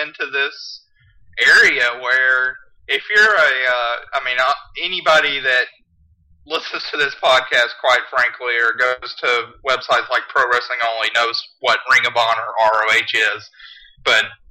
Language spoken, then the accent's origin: English; Carrollton, Georgia, United States; also born or lived in Newnan, Georgia; born and raised in Carrollton, Georgia, which is about 50 miles west of Atlanta.